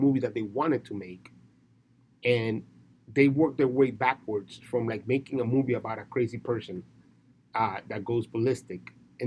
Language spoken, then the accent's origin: English; Dominican Republic; I'm from the Dominican Republic.